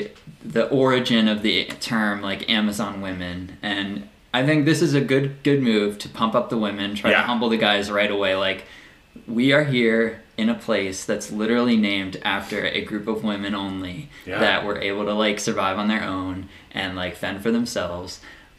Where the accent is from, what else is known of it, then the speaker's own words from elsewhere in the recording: Olney, Maryland, United States; Olney, which is my hometown